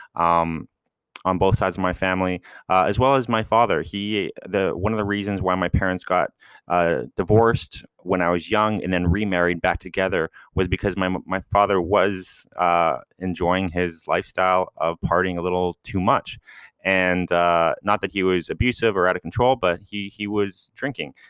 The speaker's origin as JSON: {"language": "English", "region": "West Coast", "country": "United States", "tie": "born or raised there", "said": "I'm from the West Coast and growing up around, um, that, that kind of, uh, that kind of scene"}